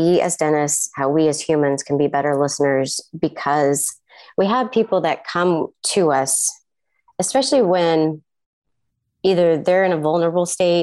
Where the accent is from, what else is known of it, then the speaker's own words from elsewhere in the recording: Kansas City, United States; I'm from Kansas City area